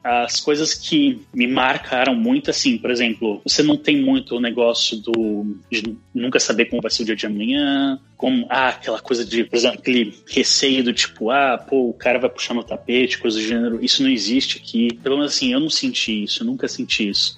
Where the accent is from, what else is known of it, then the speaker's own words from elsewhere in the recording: Santos, São Paulo, Brazil; moved away as an adult; now in Denmark; Eu sou de Santos